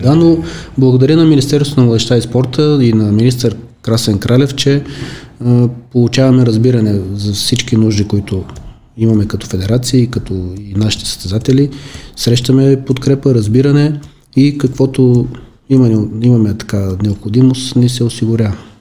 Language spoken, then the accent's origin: Bulgarian; Veliko Tarnovo, Veliko Tarnovo Province, Bulgaria; Аз съм от Велико Търно